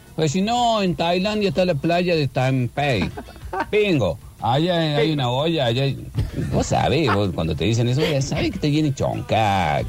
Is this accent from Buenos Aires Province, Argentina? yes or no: no; Córdoba, Argentina; also born or lived in Buenos Aires; Antes argentino, soy cordobés